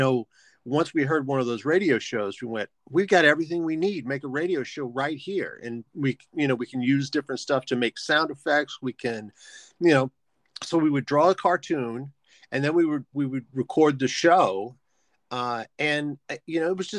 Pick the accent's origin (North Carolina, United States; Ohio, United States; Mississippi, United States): Mississippi, United States; Biloxi; I grew up in Biloxi, Mississippi